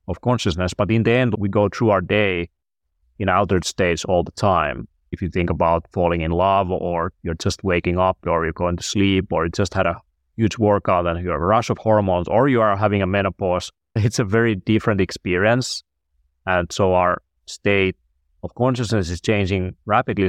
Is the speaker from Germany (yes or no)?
no; Finland; I'm from Finland